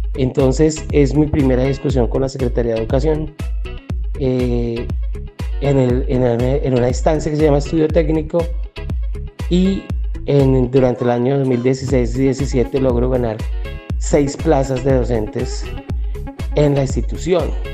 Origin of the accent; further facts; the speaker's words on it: Bogotá, Colombia; also born or lived in Boyacá; yo nací en Bogotá, pero tengo una formación y unos antepasados de Boyacá